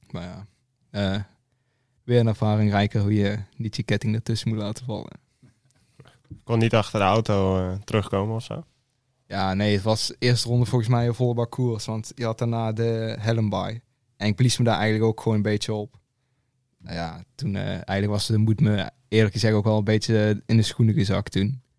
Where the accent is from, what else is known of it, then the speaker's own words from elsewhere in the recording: Limburg, Netherlands; Ja, ik ben uh … ik kom uit Limburg, ik ben 19.